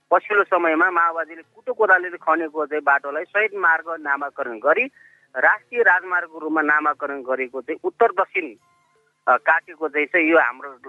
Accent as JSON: {"language": "Nepali", "area": "Bhume Rural Municipality, Rukum East", "region": "Lumbini Province", "country": "Nepal", "said": "मेरो गाउँमा म अहिले उनपचास वर्ष भएँ मेरो गाउँमा थर्ड ब्यासमा एसएलसी दिने व्यक्ति म हुँ"}